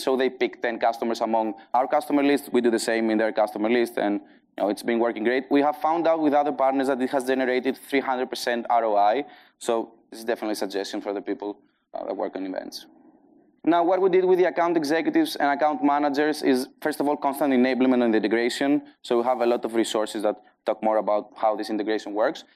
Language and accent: English; Greece; accent: Greek; English is a second language; also born or lived in Athens, Greece; my Greek accent. I now have a strong Greek accent